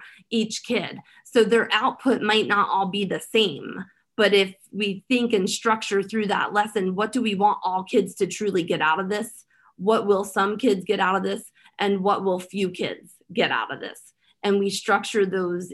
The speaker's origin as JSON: {"language": "English", "town": "Philadelphia", "region": "Pennsylvania", "country": "United States", "tie": "born or raised there", "said": "the community where I grew up in Philadelphia. I grew up in Kensington."}